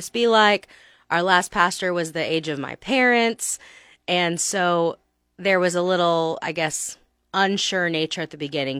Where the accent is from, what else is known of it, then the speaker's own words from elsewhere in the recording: Texas, United States; moved away as an adult; now in Lincoln, United States; I'm from Texas